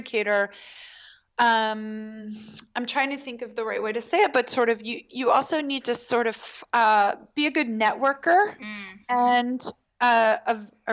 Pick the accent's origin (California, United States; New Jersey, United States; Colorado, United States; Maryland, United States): Maryland, United States; Baltimore; I grew up in Baltimore